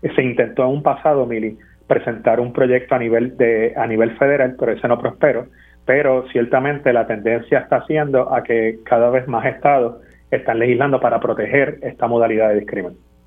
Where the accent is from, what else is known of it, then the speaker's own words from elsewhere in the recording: Puerto Rico; como puertorriqueños